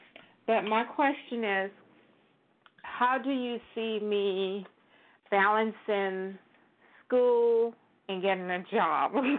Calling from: Florida, United States; I'm calling from Florida.

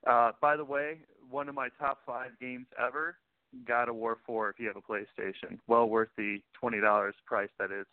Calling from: Houston, Texas, United States; Howdy, folks. … from Houston. How are you?

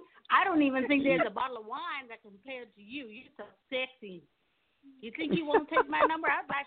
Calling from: Miramar, Florida, United States; I'm calling from Miramar.

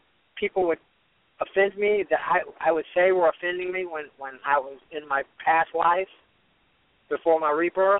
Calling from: Fort Lauderdale, Florida, United States; I'm calling from Fort Lauderdale, actually.

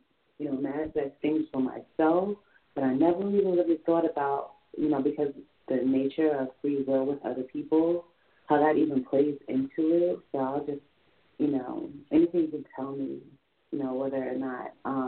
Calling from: New York, United States; calling from New York.

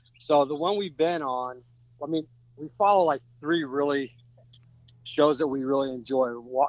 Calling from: Nashville, Tennessee, United States

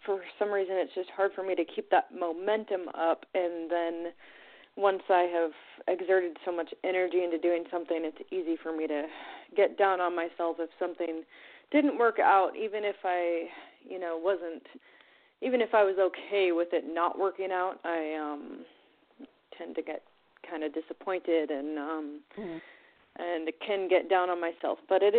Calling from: Oregon, United States

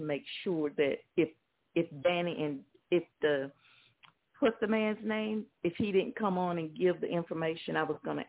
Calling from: Montgomery, Alabama, United States; Alabama. Montgomery, Alabama.

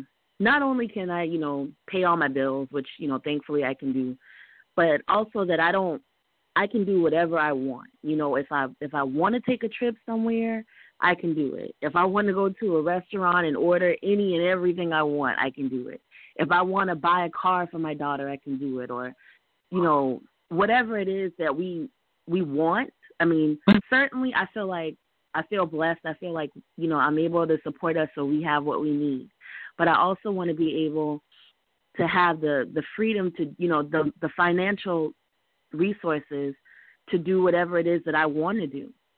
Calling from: South Carolina, United States; I'm calling from South Carolina.

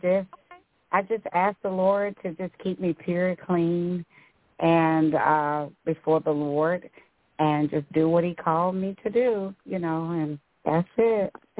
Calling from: Texas, United States; I'm calling from Texas

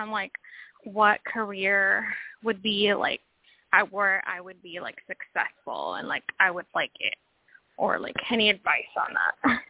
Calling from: Washington, United States; I'm calling from Washington State.

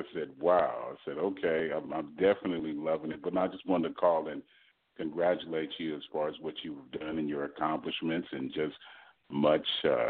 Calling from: Texas, United States; I'm calling from Texas.

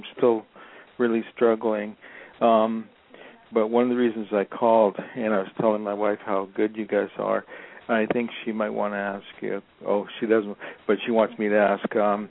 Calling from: Los Angeles, California, United States; I'm calling from Los Angeles.

